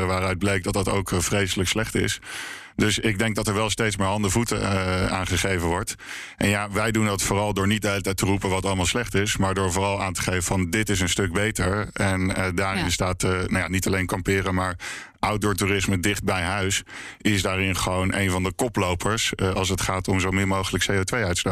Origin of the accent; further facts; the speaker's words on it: Leiden, South Holland, Netherlands; zelf kom ik uit Leiden